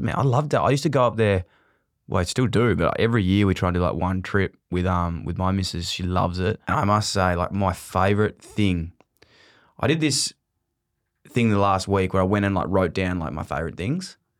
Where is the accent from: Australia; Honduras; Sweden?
Australia; Melbourne, Victoria; also born or lived in Ballarat; I grew up in Fitzroy